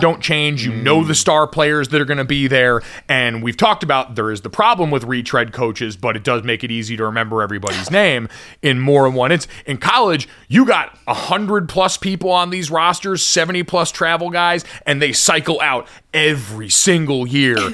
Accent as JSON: {"language": "English", "region": "Arizona", "country": "United States", "tie": "born or raised there", "said": "as a kid growing up in Arizona"}